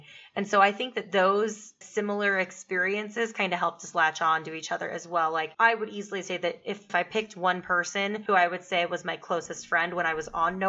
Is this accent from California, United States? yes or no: no; South Texas, United States; moved away as an adult; I grew up in South Texas. And I mean, the predominant religion there is Catholicism.